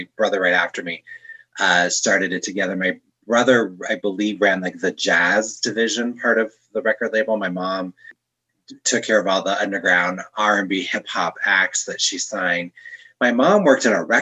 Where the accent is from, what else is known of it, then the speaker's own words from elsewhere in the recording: Northern California, United States; also born or lived in Torrance, California / Chicago; now in Denver, United States; I was born in Torrance, California to working class parents.